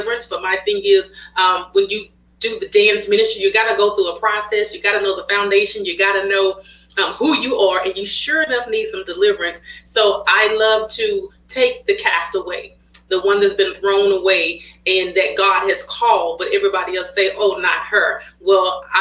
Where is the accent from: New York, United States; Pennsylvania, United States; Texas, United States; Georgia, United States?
Texas, United States; Waco; moved away as an adult; now in Houston, United States; I'm originally from Waco, Texas, but I reside here in Houston, Texas. I've been here for the last 10 years